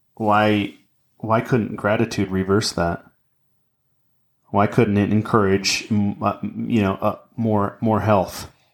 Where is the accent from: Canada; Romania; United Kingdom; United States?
United States; Anaheim, California; my brother Brad and I, we, in, in my parent, we, we grew up in Anaheim, California